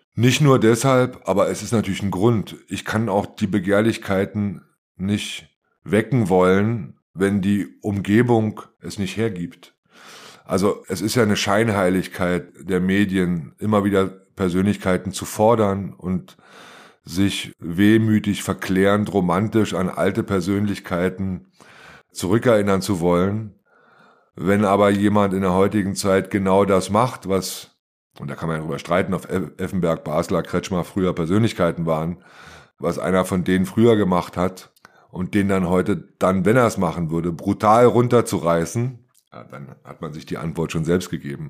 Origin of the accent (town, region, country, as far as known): Germany; born or raised there